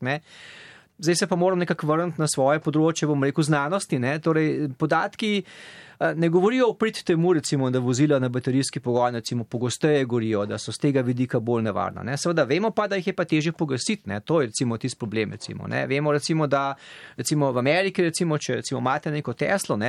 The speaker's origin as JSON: {"language": "Slovenian", "country": "Slovenia", "moved": "as an adult", "lives_now": "United States", "said": "sem iz Slovenije"}